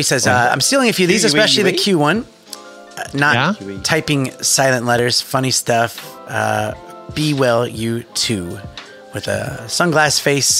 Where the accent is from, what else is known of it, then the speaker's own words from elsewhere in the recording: United States; now in Australia; I'm an American living in Australia.